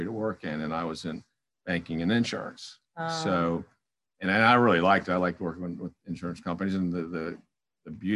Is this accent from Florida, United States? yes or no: yes; South Florida, United States; moved away as an adult; also born or lived in Louisville, Kentucky / Melbourne, Florida; born and raised in South Florida